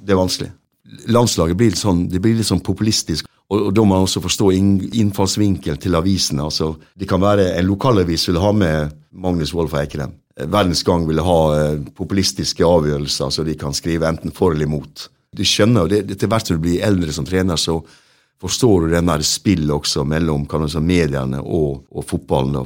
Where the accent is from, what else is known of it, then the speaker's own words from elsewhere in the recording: Norway; moved away as an adult; also born or lived in England / Sweden / Denmark; jeg kom jo der som nordmann